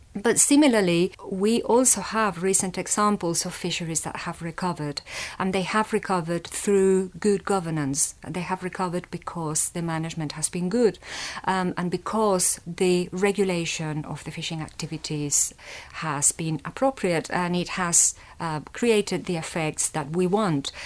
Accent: Valencia, Valencian Community, Spain; also born or lived in London; now in Leeds, United Kingdom; I grew up in Spain, in the city of Valencia

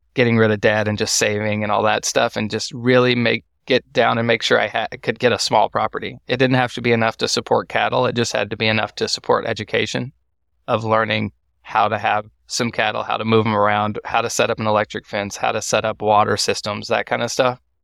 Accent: Waco, Texas, United States; also born or lived in Austin, Texas; I'm from Waco, Texas, and I went to college in Waco, Texas. So I'm not far from home, about forty, forty minutes from my childhood home.

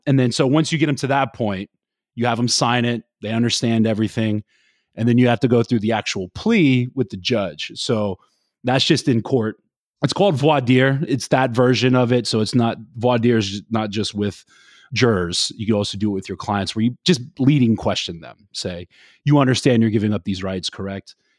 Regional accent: Florida, United States; also born or lived in the South; now in New Jersey, United States; I'm from Florida

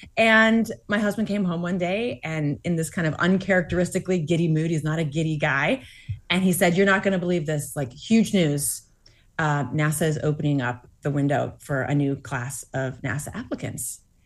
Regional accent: Massachusetts, United States; born or raised there

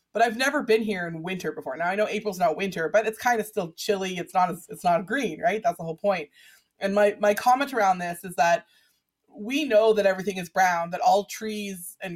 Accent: Vancouver, British Columbia, Canada; my own 80s growing up in Vancouver with the same people

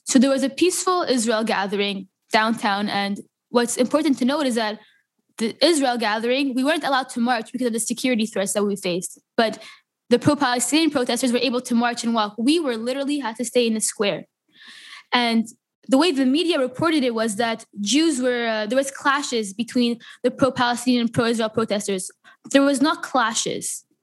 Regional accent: Canada; And um, I'm Canadian, and that song related to me just as much. And especially here in Montreal

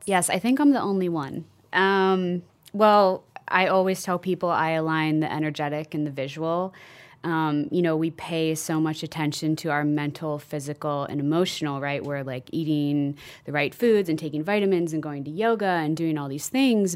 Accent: Midwest, United States; I grew up in the Midwest, Irish Catholic

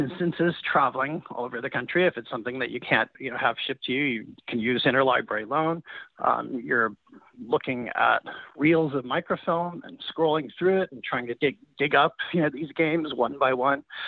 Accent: Kansas City, Missouri, United States; I was growing up in Kansas City as a fan of the Royals

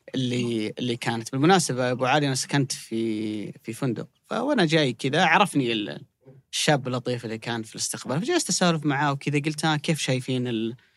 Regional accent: Saudi Arabia; بالنسبه لنا كسعوديين

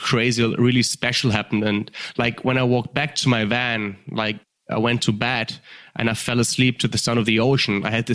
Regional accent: Germany; accent: German; English is a second language; The audience might hear the accents. I'm from Germany

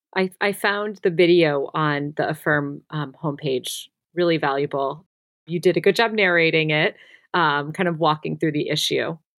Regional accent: Midwest, United States; I'm also from the Midwest

